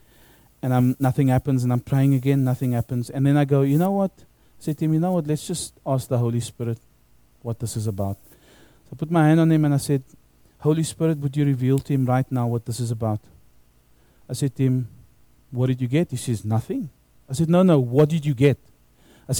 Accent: South Africa; now in Australia; when I grew up in South Africa, when I was at high school

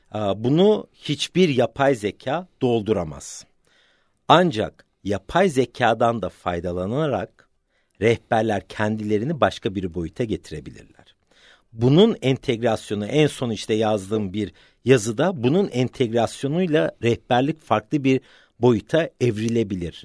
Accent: London, United Kingdom; Öncelikle 1972 doğumluyum, Londra doğumluyum.

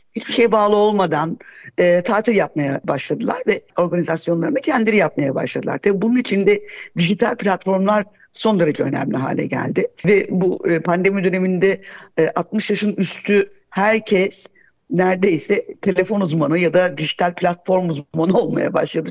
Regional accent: Gaziantep, Turkey; moved away; Ben mesela Gaziantep'liyim.

